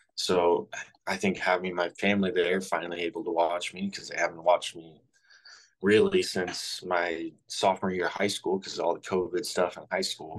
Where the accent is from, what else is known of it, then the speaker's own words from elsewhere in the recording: Southern Illinois, United States; growing up in Southern Illinois, I have lived and breathed the Cardinals ever since I was born.